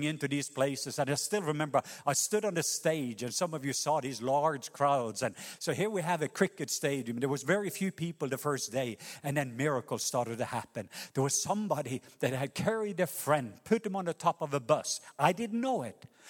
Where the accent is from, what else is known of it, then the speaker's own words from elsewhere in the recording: Norway; moved away; a Norwegian Baptist pastor